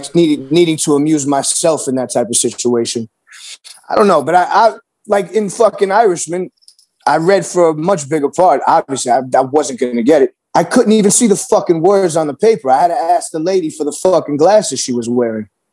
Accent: New York City, New York, United States; me growing up in New York City

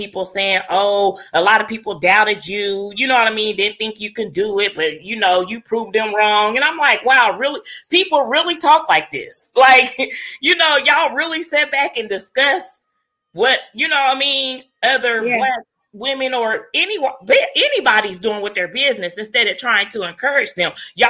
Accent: Muncie, Indiana, United States; also born or lived in Fishers, Indiana; we had moved back to my hometown when I opened up my home daycare, because I felt, you know, business in my home daycare would probably kick off better than business in Fishers. So we moved back to Muncie

